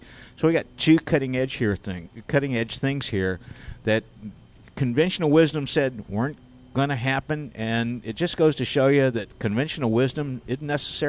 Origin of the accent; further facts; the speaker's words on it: Wichita, Kansas, United States; And now my hometown's Wichita, Kansas